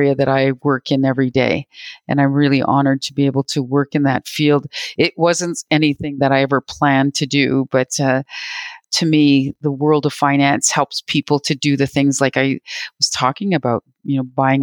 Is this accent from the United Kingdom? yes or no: no; Robinson Huron Treaty area, Ontario, Canada; also born or lived in Manitoba; I'm speaking to you from Treaty 1 territory in Manitoba, but I'm originally from the Robinson Huron Treaty area. That's where my home is, in Ontario.